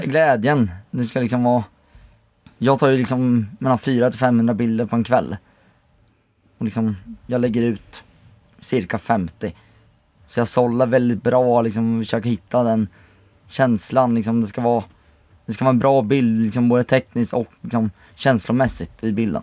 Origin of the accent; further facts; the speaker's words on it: Motala, Östergötland, Sweden; now in Enköping, Sweden; Kommer från Motala, men bor nu i Enköping.